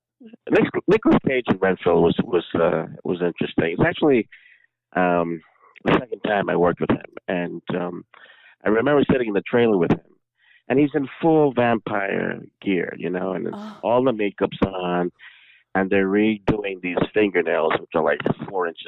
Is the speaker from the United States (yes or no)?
yes; New York, United States; I'm born and raised in New York.